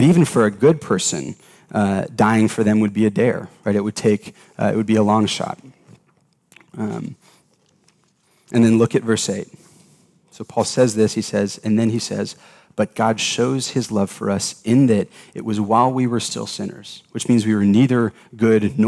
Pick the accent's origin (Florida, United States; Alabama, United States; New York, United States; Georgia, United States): Georgia, United States; Atlanta; I grew up in Atlanta, Georgia